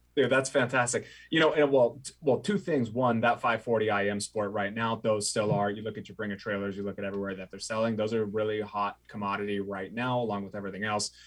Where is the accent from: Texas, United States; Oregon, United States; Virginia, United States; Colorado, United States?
Oregon, United States; I grew up in Oregon